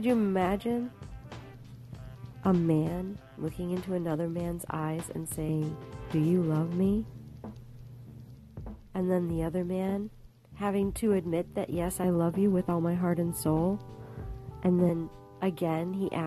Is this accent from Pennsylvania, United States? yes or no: no; Round Lake, Illinois, United States; the Church of Christ that I was raised in Round Lake, Illinois